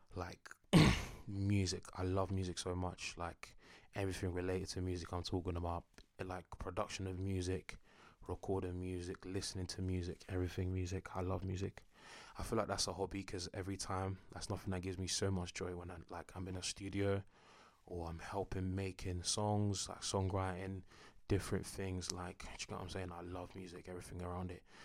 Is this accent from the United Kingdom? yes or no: yes; Enfield, London, United Kingdom; I'm a North Londoner. North London is the best, do you know what I'm saying? Born and raised, Enfield